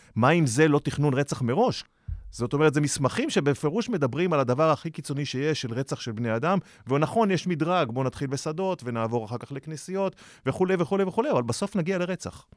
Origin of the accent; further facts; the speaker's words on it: Hod HaSharon, Central District, Israel; גם אני מהוד השרון